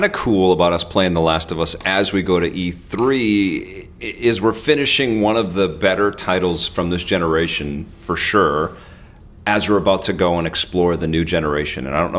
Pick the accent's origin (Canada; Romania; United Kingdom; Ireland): Canada; Listen, I'm Canadian and it's cold, too cold for me, man.